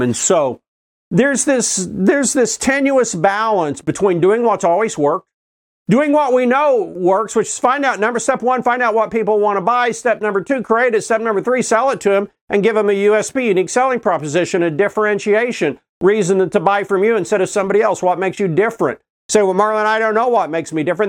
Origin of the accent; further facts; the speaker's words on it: Oklahoma City, Oklahoma, United States; I grew up in Oklahoma City